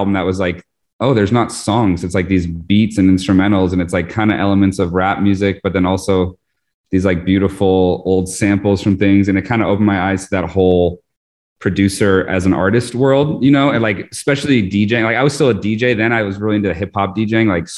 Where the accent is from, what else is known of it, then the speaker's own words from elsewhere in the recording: Vermont, United States; moved away as an adult; also born or lived in New York; I'm actually born in Vermont originally. And I moved to New York for college